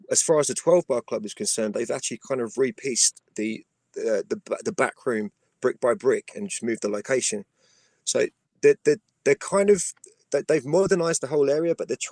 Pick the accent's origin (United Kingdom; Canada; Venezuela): United Kingdom; Wallington, London; I was still very much based in my hometown at that point. I was based in Wallington.